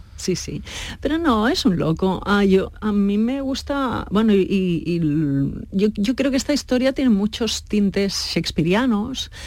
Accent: Spain; nosotros somos españoles, el equipo es español

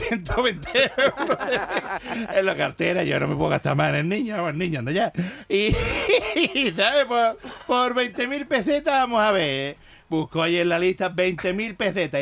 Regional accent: Jerez de la Frontera, Andalusia, Spain; nací en una, eh, en una clínica aquí en Jerez

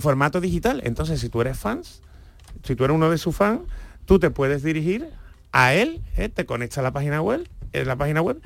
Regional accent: Seville, Andalusia, Spain; nosotros por lo menos los sevillanos

